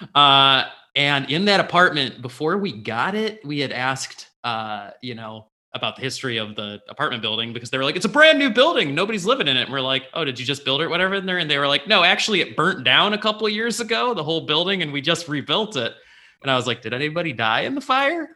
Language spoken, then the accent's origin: English; Livonia, Michigan, United States; I grew up in Livonia